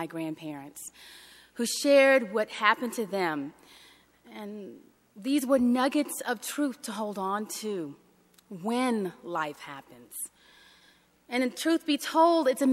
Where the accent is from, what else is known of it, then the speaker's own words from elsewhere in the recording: Deep South, United States; growing up in the Deep South